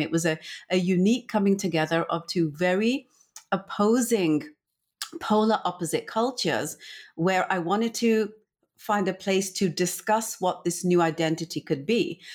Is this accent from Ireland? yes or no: no; England, United Kingdom; I'm from India originally, my family, and then my upbringing, 'cause I was born and brought up in England